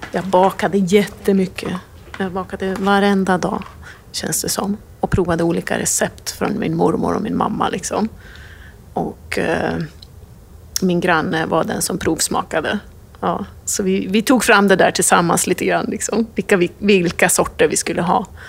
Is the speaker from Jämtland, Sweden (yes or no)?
yes; Orviken, Jämtland, Sweden; moved away as an adult; now in New York, United States; Kommer från en by utanför Östersund som heter Orviken. Eh, nu bor vi i New York